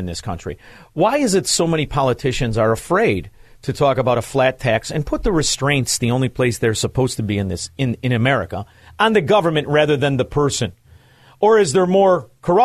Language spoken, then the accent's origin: English; Chicago, Illinois, United States; I'm from Chicago